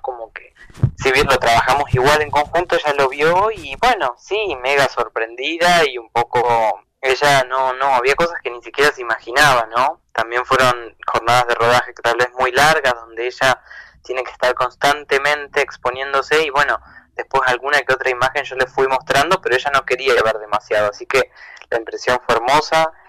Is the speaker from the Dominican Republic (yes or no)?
no; Entre Ríos, Argentina; now in Buenos Aires, Argentina; me vengo a Entre Ríos, este, a Uruguay de donde soy